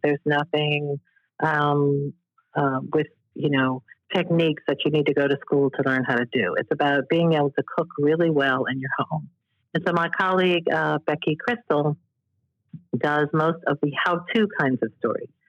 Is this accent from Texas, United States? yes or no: no; New Orleans, Louisiana, United States; moved away as an adult; now in Washington, D.C., United States; New Orleans, and that's my hometown